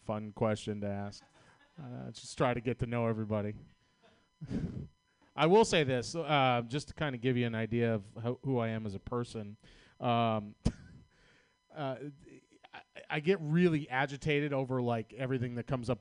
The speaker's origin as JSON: {"language": "English", "town": "Boston", "region": "Massachusetts", "country": "United States", "accent": "Boston", "moved": "yes", "said": "I'm from Boston, Massachusetts."}